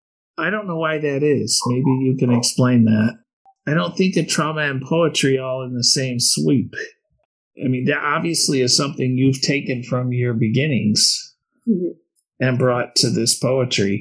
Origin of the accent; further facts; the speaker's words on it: Flint, Michigan, United States; I grew up in Penn Galley Road in the south end of Flint